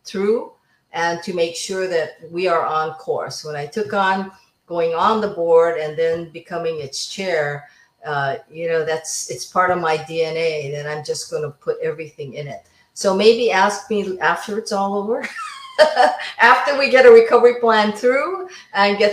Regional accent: Waianae, Hawaii, United States; I'm from Waianae, so that's solid Congressional District 2

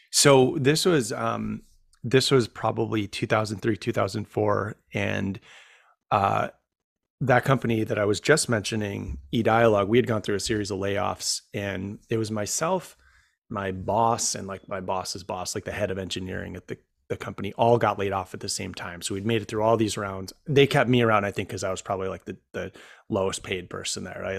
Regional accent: Rome, New York, United States; moved away as an adult; also born or lived in Syracuse, New York; now in Washington, DC, United States; my hometown of Rome, New York

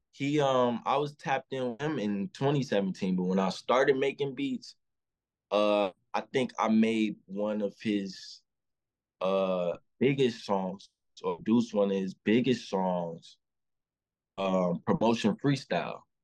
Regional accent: Chicago, Illinois, United States; I'm from Chicago, uh, from the low end part

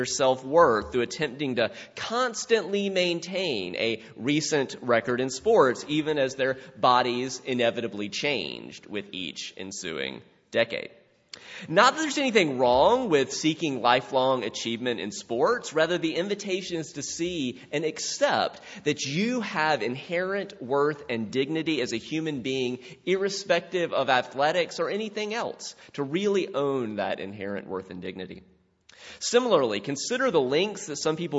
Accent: South Carolina, United States; my childhood in South Carolina

